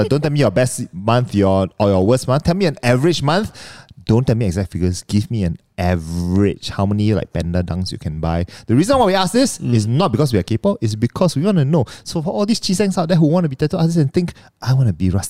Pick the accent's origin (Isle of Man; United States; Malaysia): Malaysia; Sarawak; I'm from Sarawak, but you know, I'm not Iban.